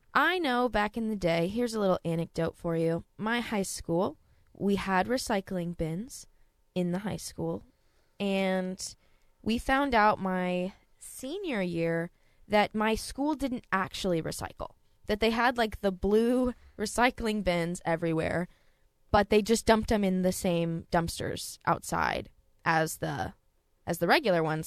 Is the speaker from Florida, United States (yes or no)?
no; Texas, United States; I'm from Texas too